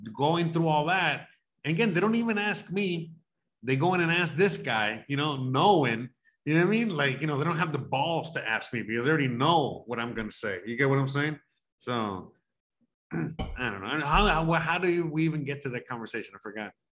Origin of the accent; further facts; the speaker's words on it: Miami, Florida, United States; moved away; I grew up in Miami